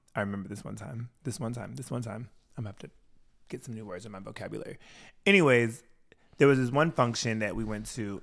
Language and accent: English; Washington, United States; moved away; also born or lived in Wisconsin; I grew up in Washington State.